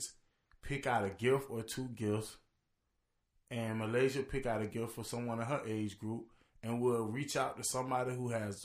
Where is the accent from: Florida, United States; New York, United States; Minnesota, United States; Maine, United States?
Florida, United States; I'm from Florida